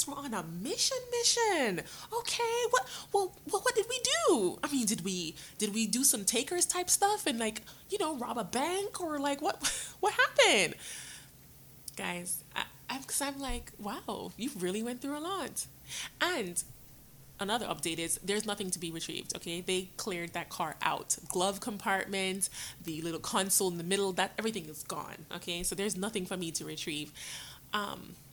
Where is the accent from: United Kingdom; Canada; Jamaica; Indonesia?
Jamaica; also born or lived in New York, United States; now in United States; I was born in New York, but when I was born, I was sent to Jamaica to live with my dad and my grandmother. My dad eventually came up, and I came up with him, but then I went back down again to live down there with my grandmother, and that's when I went to school